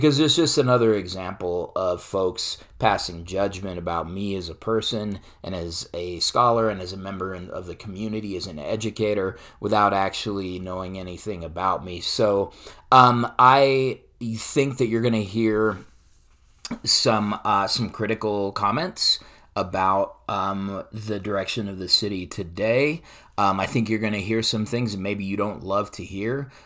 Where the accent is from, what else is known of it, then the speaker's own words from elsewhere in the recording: Denver, Colorado, United States; growing up in the East Side like me